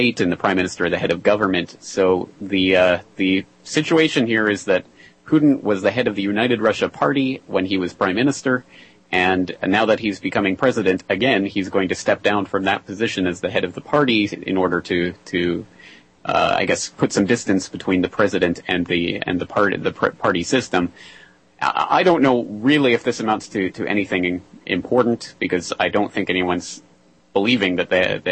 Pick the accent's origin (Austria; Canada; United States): Canada; being a Canadian myself